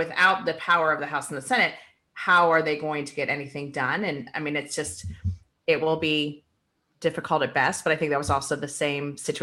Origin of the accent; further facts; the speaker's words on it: Akron, Ohio, United States; moved away; also born or lived in Arizona; I'm from Ohio. So in the 80s and, you know, we were leaving Ohio to move to Arizona because of the fact that like Akron was basically shutting down.